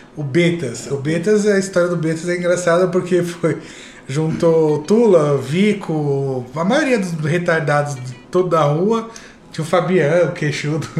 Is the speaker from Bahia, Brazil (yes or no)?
no; São Paulo, Brazil; Quando era, quando era moleque, lá em Guaranazes